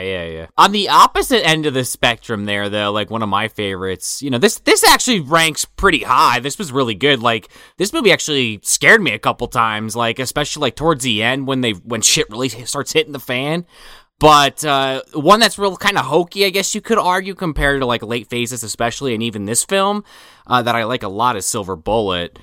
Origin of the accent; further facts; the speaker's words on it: Central New Jersey, United States; I'm from Central. Never been to North